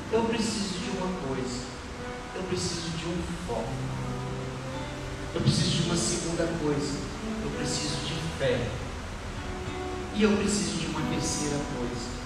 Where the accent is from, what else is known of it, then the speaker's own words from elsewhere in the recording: Vespasiano, Minas Gerais, Brazil; Gustavo, eu sou de Vespasiano. Já vim aqui algumas vezes.